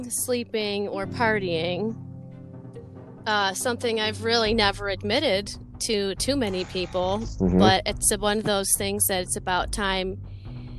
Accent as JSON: {"language": "English", "town": "Macomb", "region": "Michigan", "country": "United States", "tie": "born or raised there", "said": "I grew up in Macomb, Michigan"}